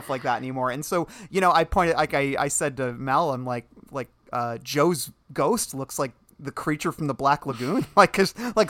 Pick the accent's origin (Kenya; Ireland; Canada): Ireland; I'm Irish. You don't know what happens to us when we get wet.